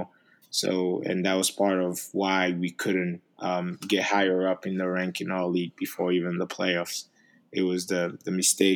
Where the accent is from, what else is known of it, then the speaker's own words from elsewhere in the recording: Paris, Île-de-France, France; English is a second language; moved away as an adult; also born or lived in Togo; now in Maryland, United States; a kid that grew up in Paris, that only spoke French